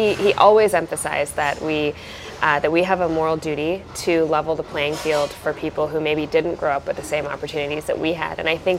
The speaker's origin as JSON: {"language": "English", "region": "Southern California", "country": "United States", "tie": "born or raised there", "also_born_or_lived": "Buffalo, New York", "said": "I grew up in Southern California. My parents came here from India in the late 70s, and they moved from Buffalo to Southern California when I was quite young."}